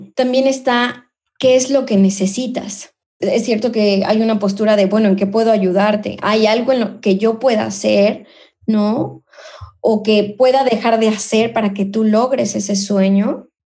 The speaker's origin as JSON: {"language": "Spanish", "country": "Mexico", "moved": "yes", "lives_now": "Spain", "said": "soy mexicana, soy inmigrante, vivo en España"}